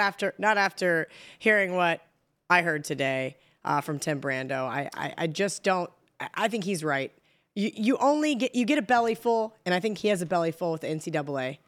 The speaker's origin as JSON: {"language": "English", "region": "Kansas", "country": "United States", "said": "I'm from Kansas. We don't have accents"}